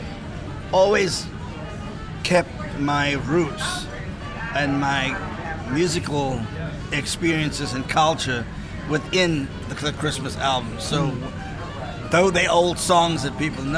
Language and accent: English; South Africa